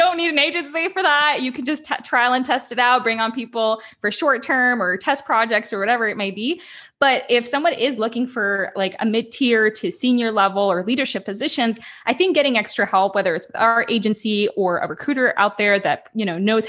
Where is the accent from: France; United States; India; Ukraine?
Ukraine; I'm originally from Ukraine